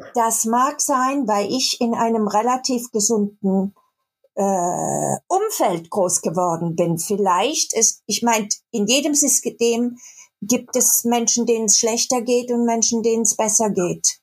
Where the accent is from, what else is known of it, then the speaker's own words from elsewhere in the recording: Baden-Württemberg, Germany; accent: Baden (badisch); moved away as an adult; now in Cologne, Germany; ich komme aus Süddeutschland, aus dem Badischen und habe auch manchmal noch so einen badischen Akzent